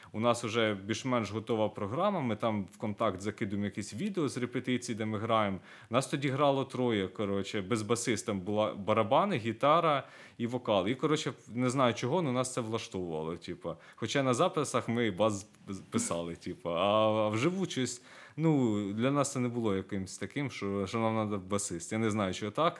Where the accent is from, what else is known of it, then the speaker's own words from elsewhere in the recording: Myronivka, Kyiv Oblast, Ukraine; Я сам родом з Миронівки, це Київська область, там 100 кілометрів